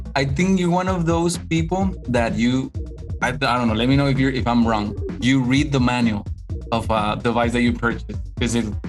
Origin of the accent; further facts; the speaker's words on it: Mexico; English is a second language; a Mexican guy